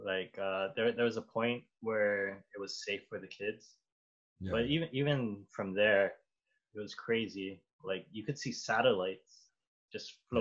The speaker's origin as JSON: {"language": "English", "town": "Honolulu", "region": "Hawaii", "country": "United States", "tie": "born or raised there", "moved": "yes", "said": "Well, I'm from Kalihi"}